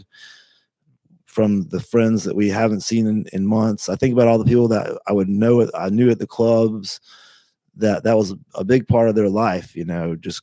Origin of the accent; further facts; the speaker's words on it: United States; We're really American